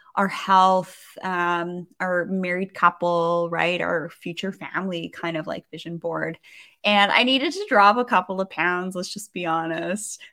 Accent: Canada; I'm a Canadian

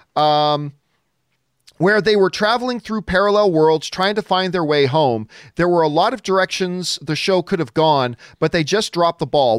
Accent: Canada; I'm from Canada

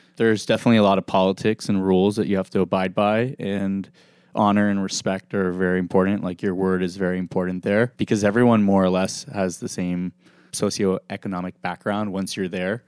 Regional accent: Beverly Hills, California, United States; also born or lived in Los Angeles / Dallas; Growing up in Beverly Hills

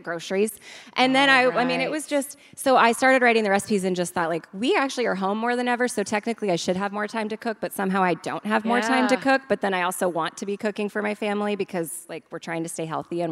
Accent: California, United States; I'm from California

